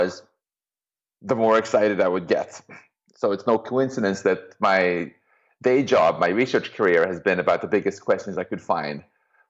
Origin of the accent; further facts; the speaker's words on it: Stockholm, Stockholm County, Sweden; moved away; I'm from Stockholm originally